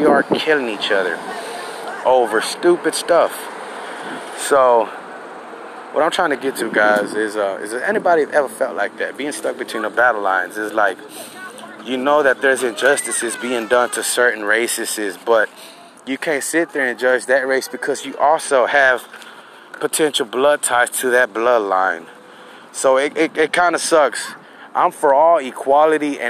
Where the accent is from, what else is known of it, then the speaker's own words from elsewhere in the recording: Houston, Texas, United States; Being an American, Houston, Texan-born American